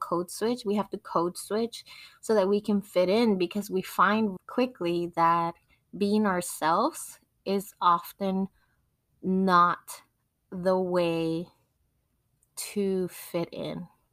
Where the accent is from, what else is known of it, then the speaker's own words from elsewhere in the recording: Mexico; first language Spanish; English is a second language; now in United States; Even though I was born in Mexico and I went to school in Mexico, I learned how to read and write in Spanish before I ever learned English